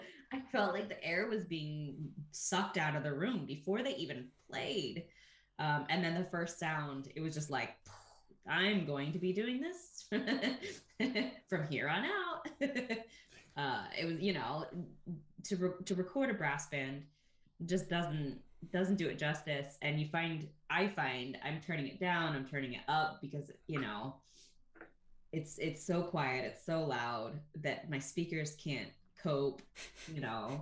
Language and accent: English; Ohio, United States; moved away as an adult; also born or lived in United Kingdom; when I was a kid growing up in Ohio